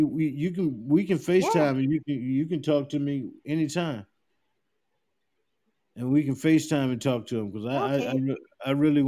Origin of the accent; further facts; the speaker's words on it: South Carolina, United States; moved away; I'm from South Carolina, a little small town in South Carolina